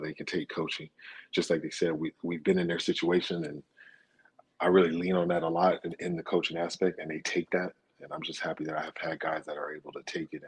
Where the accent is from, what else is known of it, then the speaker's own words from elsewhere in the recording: Charlotte, North Carolina, United States; born there; I was born in Charlotte. Both my parents went to high school out there.